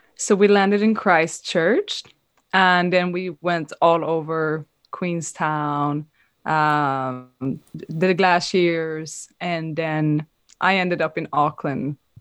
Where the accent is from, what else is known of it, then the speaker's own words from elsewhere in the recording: Sweden; moved away as an adult; now in Amsterdam, Netherlands; I'm originally from Sweden, but been living in Amsterdam for the last two years.